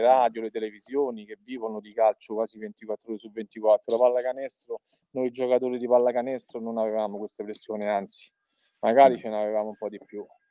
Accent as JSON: {"language": "Italian", "town": "Palestrina", "region": "Lazio", "country": "Italy", "tie": "born or raised there", "said": "io Cresco cestisticamente a Palestrina dove praticamente eh, sono vissuto perché i miei sono di Palestrina, mio papà e mia mamma"}